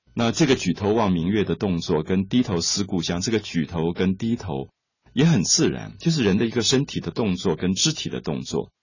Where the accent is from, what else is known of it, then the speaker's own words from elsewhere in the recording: Taiwan; 我来自台湾